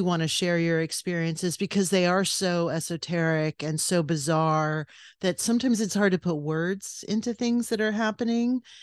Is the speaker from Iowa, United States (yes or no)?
no; West Covina, California, United States; born or raised there; moved away; also born or lived in New York / New Mexico / Los Angeles